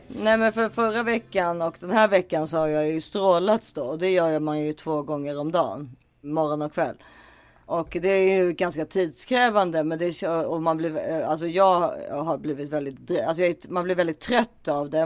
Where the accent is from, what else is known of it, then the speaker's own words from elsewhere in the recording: Sweden; jag är svensk